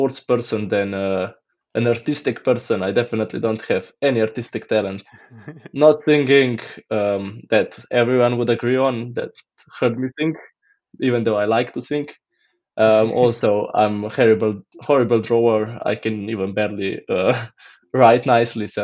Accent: Blejska Dobrava, Upper Carniola, Slovenia; I'm from Slovenia and I'm from a region called Gorenska and a small village called Blejska Dobrava

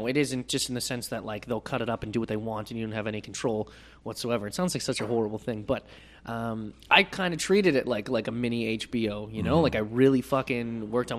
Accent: Nova Scotia, Canada; Me and Darcy are from a land where people don't have fucking nannies

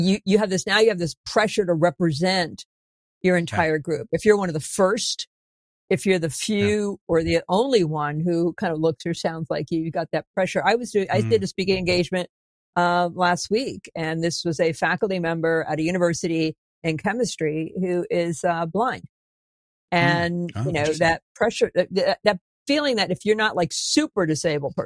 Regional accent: New England, United States; I'm from New England.

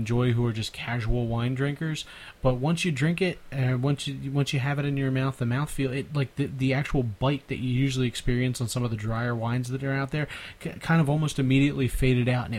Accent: Philadelphia, Pennsylvania, United States; accent: Philly; my Philly accent

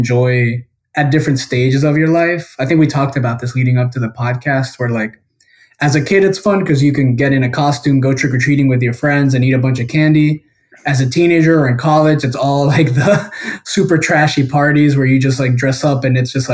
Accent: Guatemala; I was born and raised in Guatemala

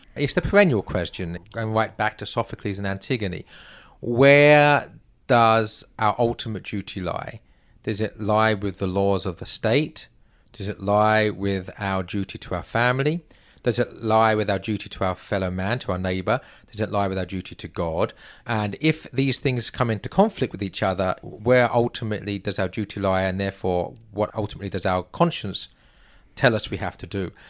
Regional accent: England, United Kingdom; moved away as an adult; now in United States; I'm not an American. I'm an Englishman who, oh, I'm now a U S citizen, in fact, so I suppose I am an American.

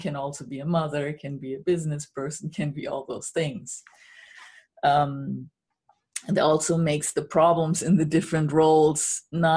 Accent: Germany; moved away; I'm originally from Germany

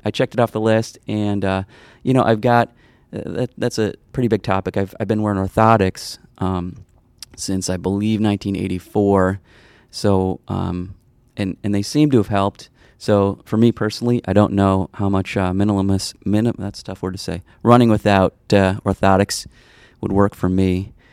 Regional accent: Arlington Heights, Illinois, United States; I grew up in the northwest suburbs of Chicago, a place called Arlington Heights.

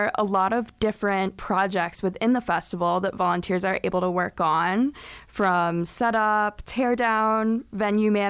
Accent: Bloomington, Indiana, United States; I grew up in Bloomington, and I've been around Lotus my whole life

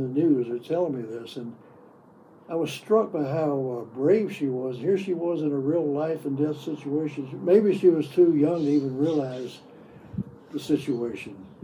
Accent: the South, United States; where I grew up in the South

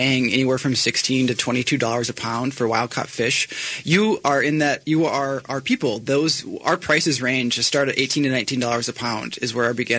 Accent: Alaska, United States; we're from Alaska, but we are local in every sense of the word.

